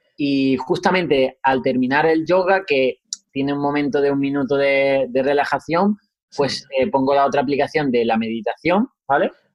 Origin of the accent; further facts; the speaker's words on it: Huelva, Andalusia, Spain; also born or lived in Seville; soy de Huelva, Andalucía